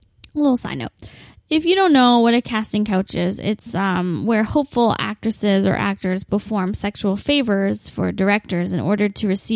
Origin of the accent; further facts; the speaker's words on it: Windsor, Ontario, Canada; I'll only be based here in my hometown of Windsor